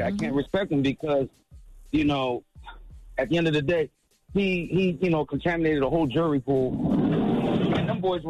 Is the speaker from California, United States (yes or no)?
no; Brooklyn, New York, United States; I'm from New York, Brooklyn.